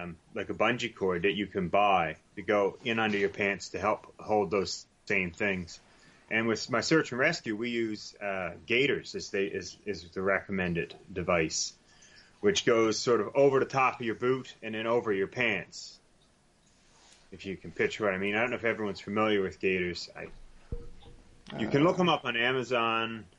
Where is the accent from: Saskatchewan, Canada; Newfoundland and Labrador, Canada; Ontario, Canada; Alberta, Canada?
Newfoundland and Labrador, Canada; accent: Newfoundlandese; I got Newfoundlandese figured right out